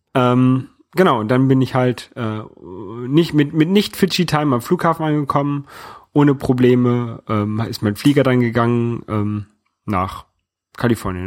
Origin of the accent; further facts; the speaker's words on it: Hamburg, Germany; now in France; I'm German living in France. Irgendwann habe ich dann nur noch gesagt, ich komme aus Hamburg